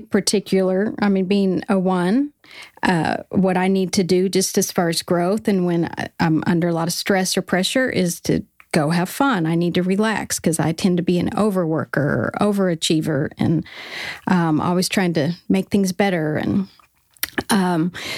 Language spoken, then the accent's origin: English; Colorado, United States; moved away as an adult; also born or lived in Southern California; we were in college in Southern California, and I came from Colorado